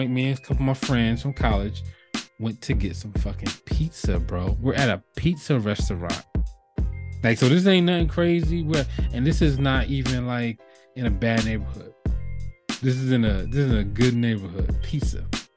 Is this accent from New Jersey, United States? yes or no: yes; New Jersey, United States; moved away as an adult; growing up in Jersey, we don't have a lot of guns around